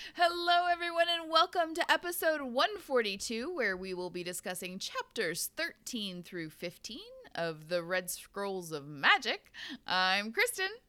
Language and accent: English; Pacific Northwest, United States; growing up in the Pacific Northwest